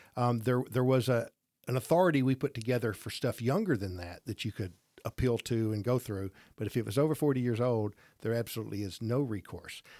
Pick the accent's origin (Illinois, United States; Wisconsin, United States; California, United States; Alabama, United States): Alabama, United States; Gadsden; I grew up in Gadsden, graduated Gadsden High School, started our business in Gadsden